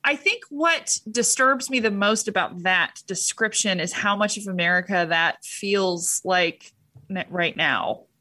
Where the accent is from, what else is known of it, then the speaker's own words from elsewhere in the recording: Huntington Beach, California, United States; I was raised in Huntington Beach.